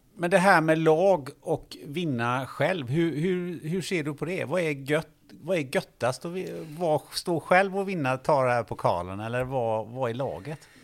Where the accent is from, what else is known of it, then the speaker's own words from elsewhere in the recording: Kungälv, Västra Götaland, Sweden; jag är från Kungälv